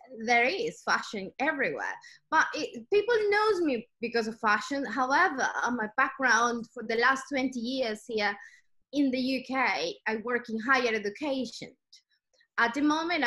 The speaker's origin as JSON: {"language": "English", "country": "Ecuador", "moved": "as an adult", "lives_now": "United Kingdom", "said": "I'm originally from South America. I'm from Ecuador."}